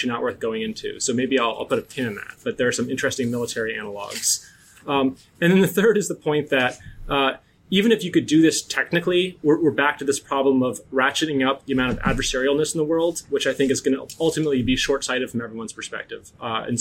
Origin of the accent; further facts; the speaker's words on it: North Dakota, United States; I'm from North Dakota